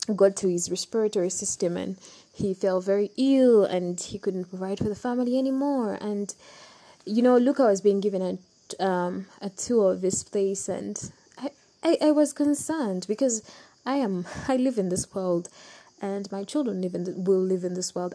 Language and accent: English; Uganda; I'm from Uganda